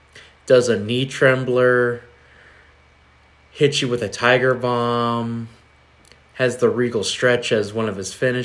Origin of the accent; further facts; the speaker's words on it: United States; as an American